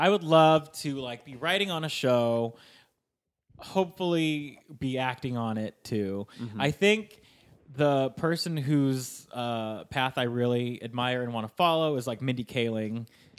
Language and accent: English; Sacramento, California, United States; moved away as an adult; now in Los Angeles, United States; I grew up in Sacramento where like, I just never learned Spanish.